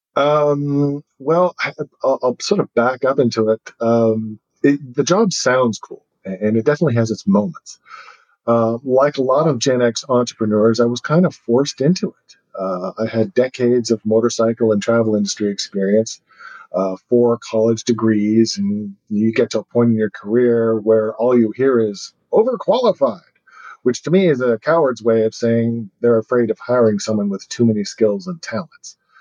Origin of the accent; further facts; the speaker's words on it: United States; I don't really behave like an American anymore.